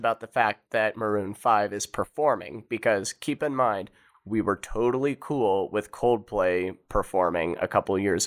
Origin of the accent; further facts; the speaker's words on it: Kansas City, Missouri, United States; I am from Kansas City